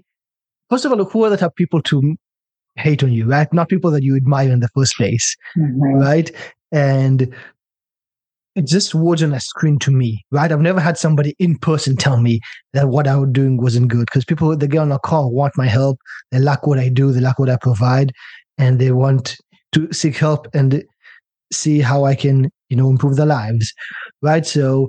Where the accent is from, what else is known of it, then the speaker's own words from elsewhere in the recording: China; also born or lived in Israel / British Columbia, Canada; I'm from Israel originally, by the way, and I grew up in China, so all over the world.